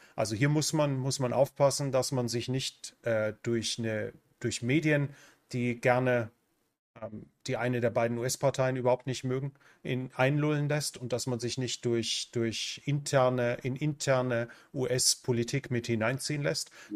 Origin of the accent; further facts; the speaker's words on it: Germany; moved away as an adult; now in Central America; Ich bin und bleibe Deutscher